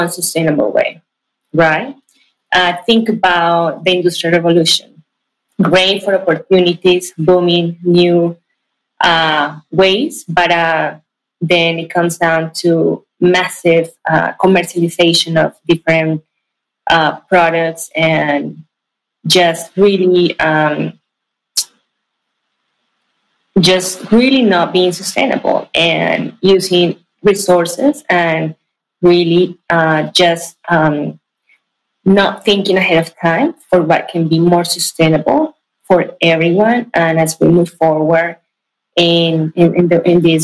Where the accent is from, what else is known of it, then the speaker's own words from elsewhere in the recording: Ibagué, Tolima, Colombia; moved away as an adult; also born or lived in Bogota, Colombia / California, United States; now in Silicon Valley, United States; Actually, I was born in Bogota, but I was definitely raised in Ibagué. It's a city in the center of Colombia